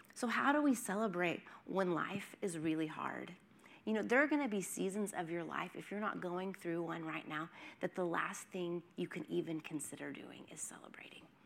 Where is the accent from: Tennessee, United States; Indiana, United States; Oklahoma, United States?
Oklahoma, United States; now in Los Angeles, United States; I'm from Oklahoma. We have tornadoes